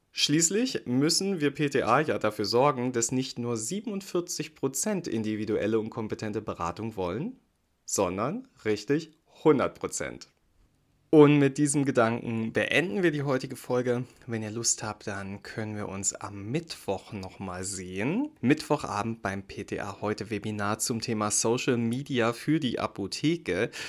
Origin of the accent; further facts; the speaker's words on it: Brandenburg, Germany; Und dafür machen wir eine Reise in mein Heimatbundesland, nach Brandenburg.